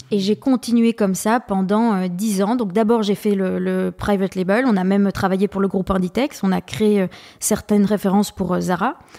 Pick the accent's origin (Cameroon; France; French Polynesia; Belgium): Belgium; j'ai fait euh, l'équivalent de l'HEC euh, mais en Belgique. Je suis belge